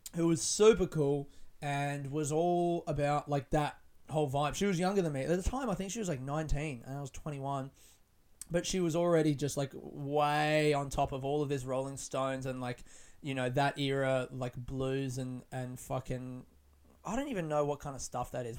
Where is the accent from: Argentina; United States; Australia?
Australia; Adelaide, South Australia; now in Melbourne, Australia; I grew up in Adelaide